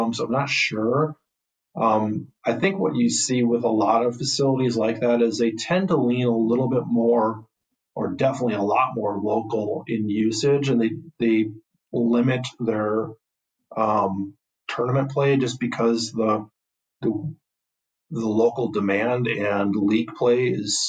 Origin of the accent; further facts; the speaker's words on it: Sheboygan, Wisconsin, United States; moved away as an adult; also born or lived in La Crosse, Wisconsin / Twin Cities, Minnesota; now in Appleton, United States; I'm from the Sheboygan area